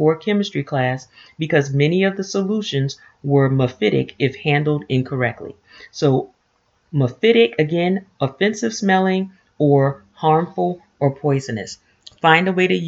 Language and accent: English; the South, United States; moved away; we're transplants from the South